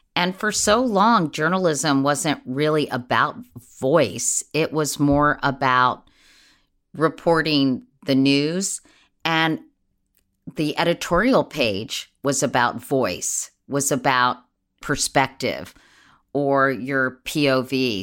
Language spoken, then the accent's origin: English; Washington, District of Columbia, United States; growing up in Washington, D C, or at least in the D C area